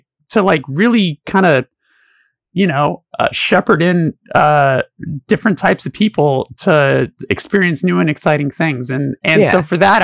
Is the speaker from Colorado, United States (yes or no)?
no; Los Angeles, California, United States; I'm born and raised in Los Angeles